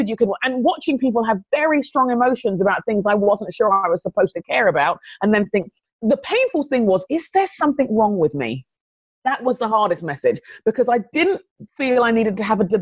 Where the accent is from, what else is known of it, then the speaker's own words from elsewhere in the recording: London, United Kingdom; moved away as an adult; also born or lived in Phoenix, Arizona; now in United States; I grew up in London, in England.